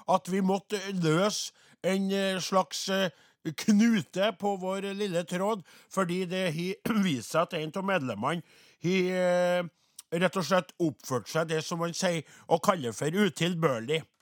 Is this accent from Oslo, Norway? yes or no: no; Trøndelag, Norway; vi er jo bare fra Namdalen hele gjengen, da. Men uh, Sint, ja, sauebønder i Nord-Trøndelag.